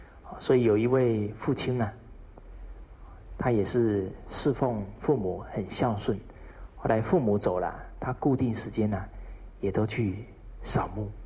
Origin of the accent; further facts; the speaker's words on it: China; 这个是我们中国人呢很好的美德